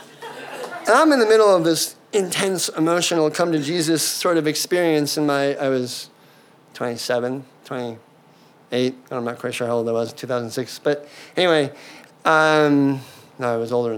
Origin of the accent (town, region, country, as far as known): United States